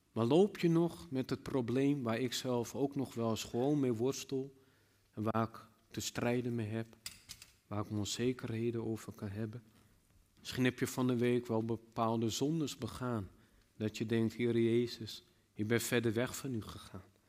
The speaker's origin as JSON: {"language": "Dutch", "country": "Netherlands", "said": "als Nederlanders"}